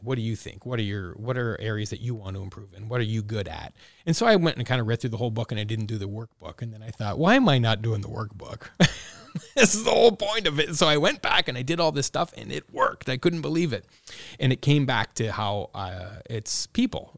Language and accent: English; Welland, Ontario, Canada; growing up in Welland